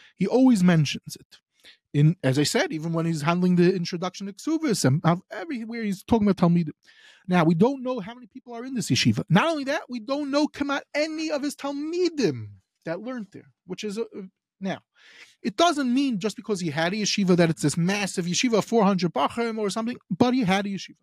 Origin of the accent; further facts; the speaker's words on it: United States; moved away; I'm from America.